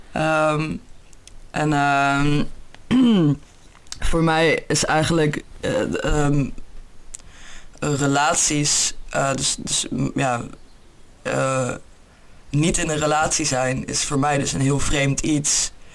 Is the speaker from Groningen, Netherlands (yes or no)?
no; Utrecht, Netherlands; moved away as an adult; now in England, United Kingdom; Ik kom eigenlijk uit Utrecht, maar ik woon op dit moment in Engeland